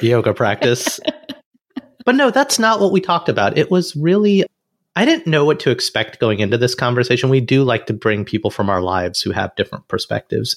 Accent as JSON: {"language": "English", "region": "Alabama", "country": "United States", "moved": "yes", "said": "an Indian American boy who came from Alabama"}